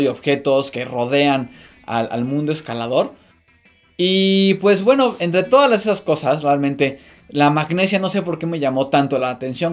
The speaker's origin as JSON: {"language": "Spanish", "country": "Mexico"}